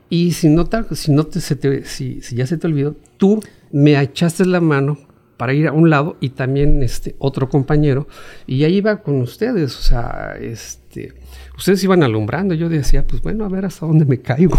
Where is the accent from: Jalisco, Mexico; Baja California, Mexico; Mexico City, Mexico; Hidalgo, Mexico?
Mexico City, Mexico; now in Chetumal, Mexico; yo nací en la Ciudad de México